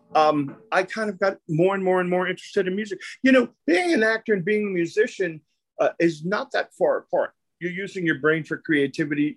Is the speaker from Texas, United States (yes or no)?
no; New York City, New York, United States; I grew up in Brooklyn. It was a, an Italian and Jewish neighborhood